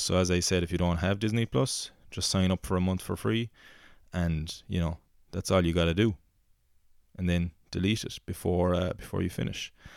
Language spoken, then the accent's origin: English; Rathpeacon, Munster, Ireland